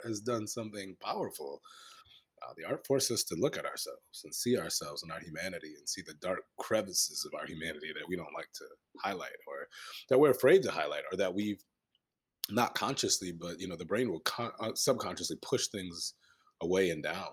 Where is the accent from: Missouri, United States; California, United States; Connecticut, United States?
Connecticut, United States; Hartford; now in Philadelphia, United States; I'm originally from Hartford, Connecticut, you know, a New Englander by trade